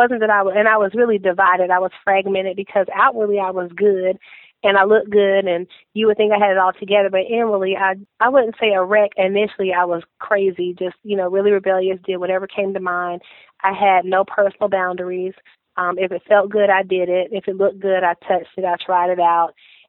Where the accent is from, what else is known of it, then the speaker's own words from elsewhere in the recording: Fayetteville, North Carolina, United States; also born or lived in Fort Campbell, Kentucky; I'm from Fayetteville, North Carolina, by way of Fort Campbell, Kentucky, because my dad was is a retired Marine, and we were stationed there, and we ended up in Fayetteville because this was my mother's home